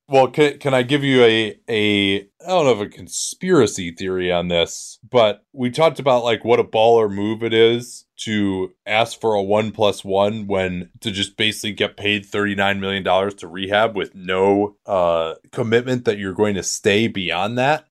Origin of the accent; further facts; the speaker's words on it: United States; as an American